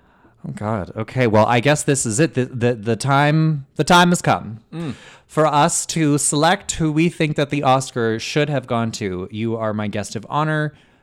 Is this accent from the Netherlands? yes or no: no; Canada; that's why we're Canadian.